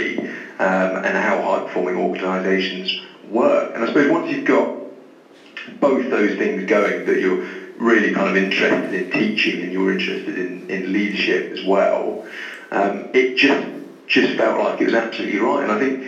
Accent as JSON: {"language": "English", "town": "Taunton", "region": "South West England", "country": "United Kingdom", "tie": "born or raised there", "also_born_or_lived": "Plymouth", "moved": "as an adult", "lives_now": "Bristol, United Kingdom", "said": "I'm from Taunton, so Somerset, really."}